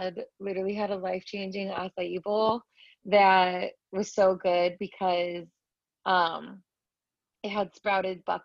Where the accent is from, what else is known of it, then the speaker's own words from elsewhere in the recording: Chicago, Illinois, United States; also born or lived in Indiana / Sydney; I'm from the Midwest, from Chicago, went to school in Indiana, back to Chicago.